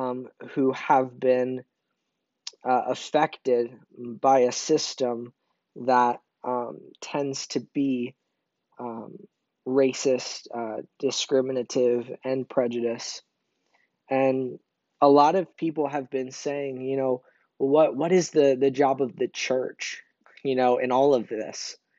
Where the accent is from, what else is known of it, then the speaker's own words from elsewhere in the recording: Brazil; born there; So a little bit about my background, if you don't know, I was born in Brazil.